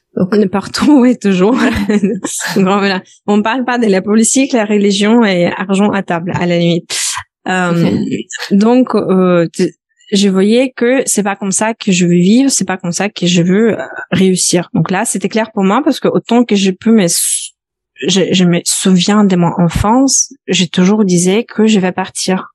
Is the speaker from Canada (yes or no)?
no; Belarus; French is a second language; moved away as an adult; also born or lived in Lithuania; now in France; je suis originaire, euh, originaire de Biélorussie. J'ai quitté mon pays natal à l'âge de 17 ans.